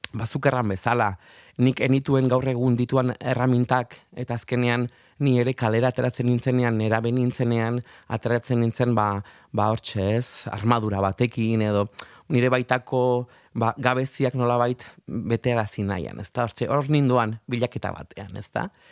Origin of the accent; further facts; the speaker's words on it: Arraioz, Navarre, Spain; now in Madrid, Spain; haurtzaroak herriran arama arraio zera eta bertako algara horretara